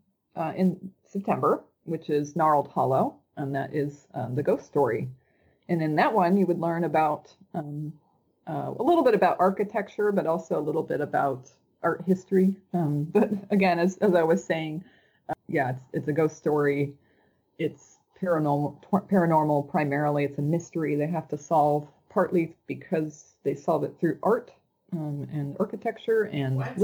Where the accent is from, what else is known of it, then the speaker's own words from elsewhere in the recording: Loveland, Colorado, United States; moved away; also born or lived in New Orleans; Colorado, where I grew up in Northern Colorado, Loveland, Estes Park area